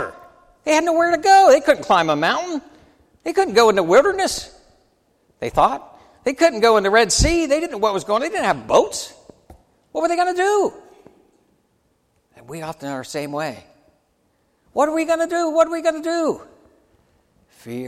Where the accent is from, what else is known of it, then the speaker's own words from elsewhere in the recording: United States; As an American